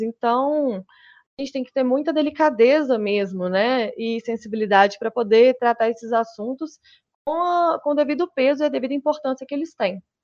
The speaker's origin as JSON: {"language": "Portuguese", "region": "Minas Gerais", "country": "Brazil", "said": "eu sou de Minas Gerais, estou lá no Pará"}